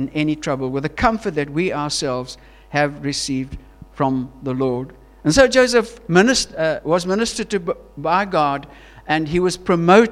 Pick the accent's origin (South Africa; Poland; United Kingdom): South Africa; Queenstown, Eastern Cape; moved away as an adult; also born or lived in Johannesburg, South Africa; we're from Queenstown